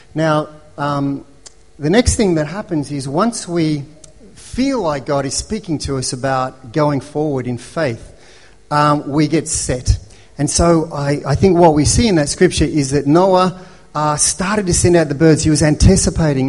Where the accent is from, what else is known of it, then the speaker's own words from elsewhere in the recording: Melbourne, Victoria, Australia; When I was growing up in Melbourne, um, as a, a white European family